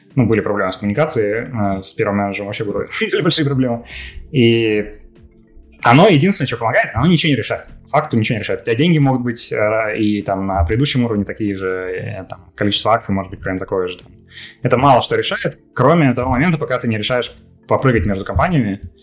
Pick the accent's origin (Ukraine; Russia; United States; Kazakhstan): Russia; moved away; also born or lived in Minsk, Belarus; я же из России